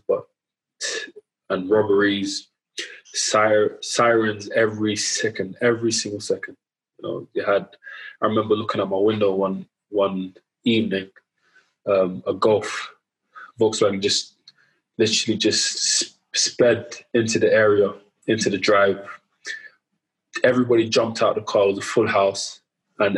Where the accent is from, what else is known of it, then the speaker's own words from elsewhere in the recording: London, United Kingdom; grew up in Southeast London, around the Woolworth, Elephant and Castle area.